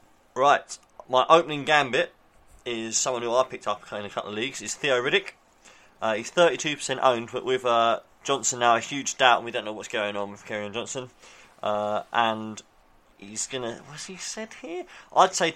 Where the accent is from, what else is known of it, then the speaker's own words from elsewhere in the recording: England, United Kingdom; We're English. We're English.